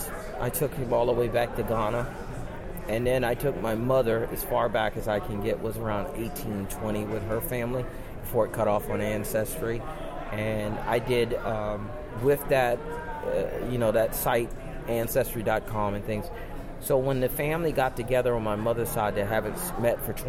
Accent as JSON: {"language": "English", "region": "South Carolina", "country": "United States", "tie": "born or raised there", "moved": "yes", "lives_now": "Tampa, United States", "said": "I grew up in South Carolina"}